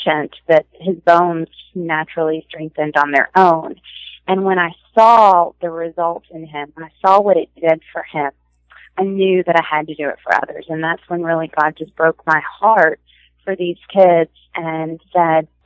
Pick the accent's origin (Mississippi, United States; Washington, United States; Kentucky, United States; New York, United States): Kentucky, United States; Louisville; now in Lexington, United States; I grew up in Louisville, Kentucky, not too far from where I am